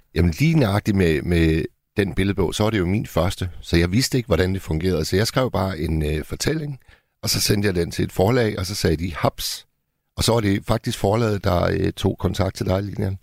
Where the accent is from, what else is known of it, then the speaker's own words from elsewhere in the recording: Hirtshals, North Denmark Region, Denmark; min hjemby, Hirtshals